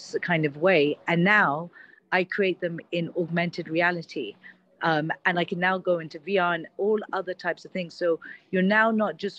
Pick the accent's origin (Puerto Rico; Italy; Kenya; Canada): Kenya; now in Dubai, United Arab Emirates; I was actually born and brought up in Kenya